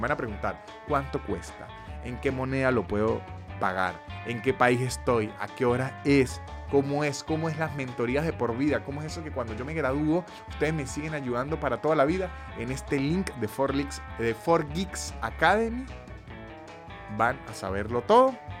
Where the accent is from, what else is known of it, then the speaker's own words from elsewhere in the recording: Venezuela; moved away as an adult; tuve 29 años sumido en la venezolaneidad